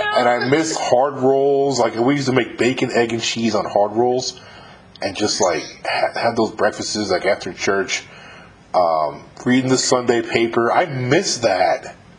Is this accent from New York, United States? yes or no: yes; Westchester County, New York, United States; I grew up in Westchester County, New York